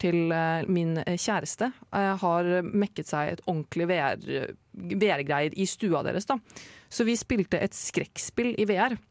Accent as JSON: {"language": "Norwegian", "region": "Oslo", "country": "Norway", "moved": "yes", "lives_now": "Trondheim, Norway", "said": "jeg har jo vært hjemme i Oslo i sommer"}